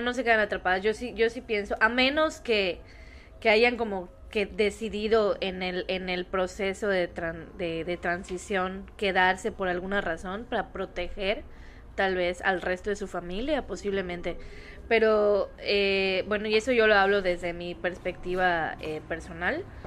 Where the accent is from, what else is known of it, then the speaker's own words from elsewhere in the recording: Yucatán, Mexico; soy yucateca